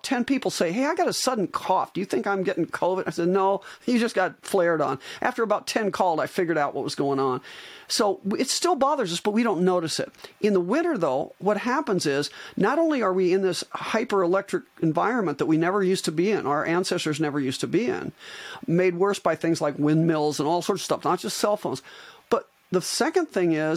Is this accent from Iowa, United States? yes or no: yes; Iowa, United States; moved away as an adult; also born or lived in Arizona; I'm an Iowan, and I moved back when I retired from my spine practice. I moved back from Arizona to Iowa